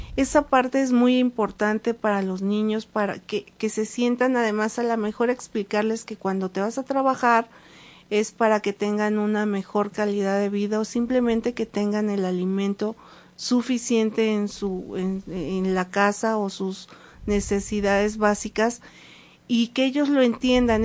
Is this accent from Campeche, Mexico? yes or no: no; Mexico City, Mexico; now in Puebla, Mexico; desde que llegué a Puebla, yo soy de la Ciudad de México